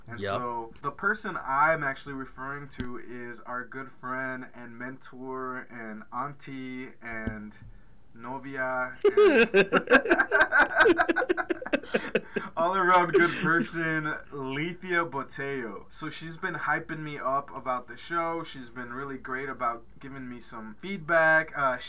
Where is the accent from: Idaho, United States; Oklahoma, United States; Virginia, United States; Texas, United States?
Idaho, United States; Caldwell; I am the proud son of immigrants. I was born and raised in Caldwell, Idaho, and, you know, a little bit on me is I'm big on family. I am Mexican-American and born and raised in the U.S.